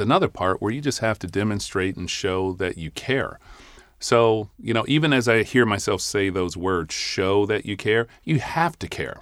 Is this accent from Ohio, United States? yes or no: yes; Cleveland, Ohio, United States; moved away; I grew up in Cleveland, Ohio